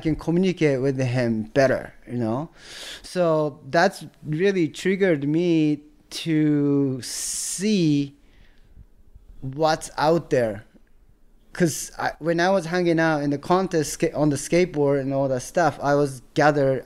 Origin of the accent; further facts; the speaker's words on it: Tokyo, Japan; English is a second language; moved away as an adult; now in United States; I grew up in Tokyo, Azabu, this neighborhood next to Roppongi.